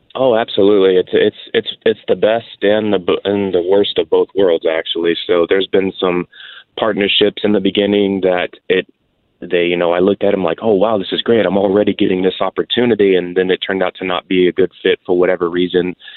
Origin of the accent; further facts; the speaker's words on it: Houston, Texas, United States; I'm a Houston, Texas born born and raised uh, out here in Texas